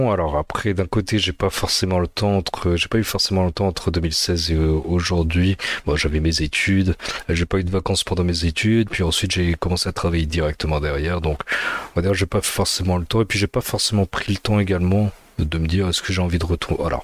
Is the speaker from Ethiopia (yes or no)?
yes; north, Ethiopia; born there; je suis né en Éthiopie, je suis 100% éthiopien, même si je suis un petit peu pâle, hein, c'est parce que je suis dans le nord